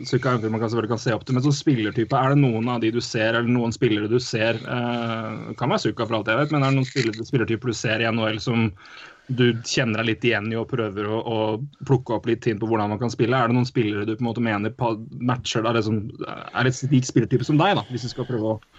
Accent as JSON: {"language": "Norwegian", "town": "Lørenskog", "region": "Akershus", "country": "Norway", "tie": "born or raised there", "said": "Jeg er født og oppvokst i Lørenskog"}